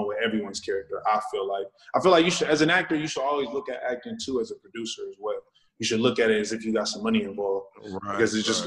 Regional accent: Sacramento, California, United States; I'm from Sacramento

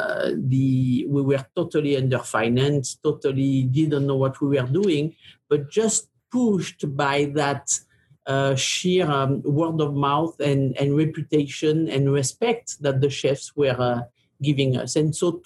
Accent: Gascony, Nouvelle-Aquitaine, France; moved away; I come from Southwest France. Gascogne is the name of the province, of the region there.

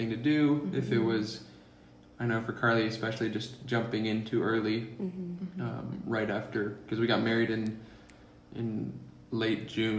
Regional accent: Albania; also born or lived in Sweden; now in United States; My mom's Swedish, and that's where I'm born. But we grew up in Albania.

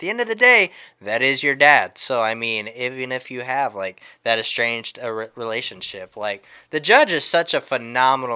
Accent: the South, United States; we come from the South, Mississippi, New Orleans, Alabama, that area

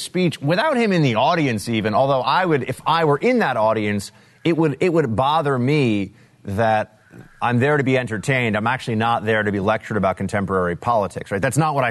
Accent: New York, United States; but as a New Yorker, I can tell you there are plenty of places where you actually don't have

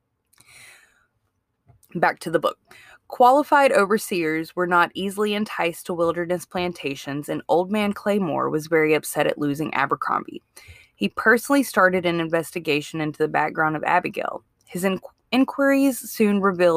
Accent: Mississippi, United States; now in Alabama, United States; Like I didn't grow up in Alabama. I grew up in Mississippi.

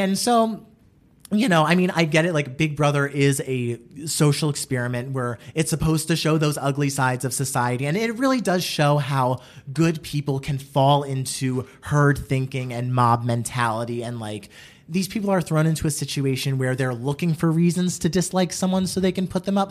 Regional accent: New Jersey, United States; I grew up in New Jersey

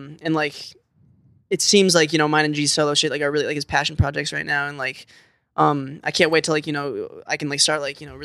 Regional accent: Omaha, Nebraska, United States; now in Los Angeles, United States; We're all from Omaha

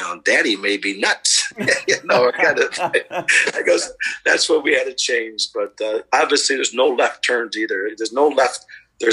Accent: Dubuque, Iowa, United States; moved away as an adult; also born or lived in Lewis University, Illinois; growing up in Dubuque were the families and the friends were so together in the communities.

